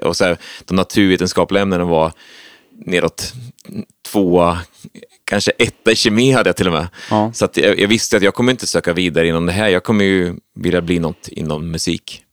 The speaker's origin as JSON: {"language": "Swedish", "town": "Söderköping", "region": "Östergötland", "country": "Sweden", "tie": "born or raised there", "moved": "yes", "lives_now": "Stockholm, Sweden", "said": "Det är Söderköpings kommun. Så att jag det är upp, uppvuxen"}